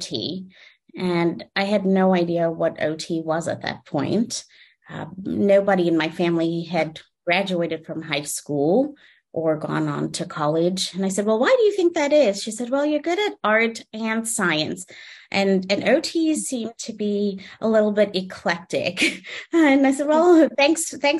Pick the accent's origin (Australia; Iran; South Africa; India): South Africa; Johannesburg, Gauteng; born or raised there; English is a second language; also born or lived in Ontario, Canada / Toledo, Ohio; now in Arizona, United States